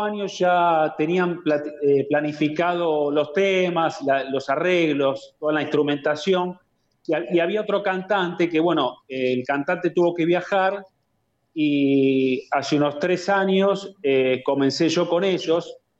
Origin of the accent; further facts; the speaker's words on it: Buenos Aires, Argentina; yo soy aquí de Buenos Aires, de Capital Federal